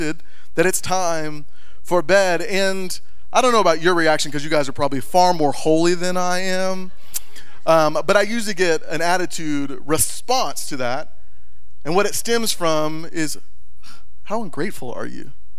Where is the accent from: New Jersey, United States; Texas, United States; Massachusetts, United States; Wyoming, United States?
Texas, United States; moved away as an adult; now in Montana, United States; we just moved from the great state of Texas. And we came to be Montanans, okay? Now, we're from Texas.